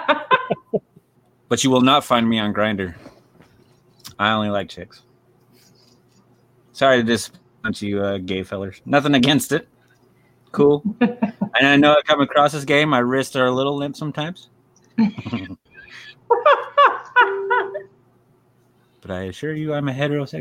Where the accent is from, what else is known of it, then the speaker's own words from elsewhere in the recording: Kansas, United States; I'm from Kansas